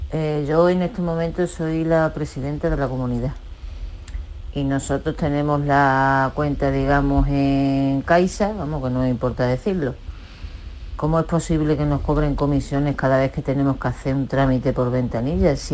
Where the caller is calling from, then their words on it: Huelva, Andalusia, Spain; Hola, buenos días, Jesús. … de Huelva.